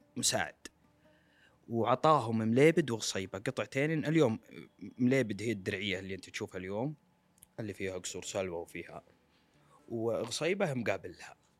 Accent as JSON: {"language": "Arabic", "country": "Saudi Arabia", "said": "كلنا ك- كسعوديين"}